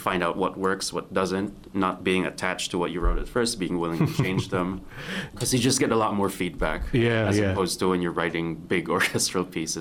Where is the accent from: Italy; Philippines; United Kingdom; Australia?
Philippines; moved away as an adult; also born or lived in New York, United States; Now I'm in the Philippines. I'm in my home country